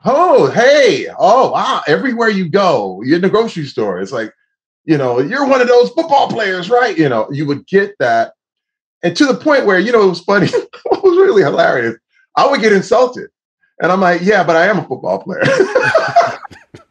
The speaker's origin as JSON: {"language": "English", "town": "Flint", "region": "Michigan", "country": "United States", "tie": "born or raised there", "said": "as a young Black man growing up in Flint, Michigan"}